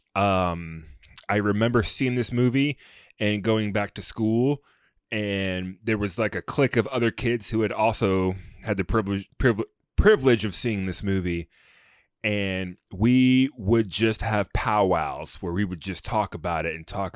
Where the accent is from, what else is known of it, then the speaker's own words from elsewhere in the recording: United States; as an American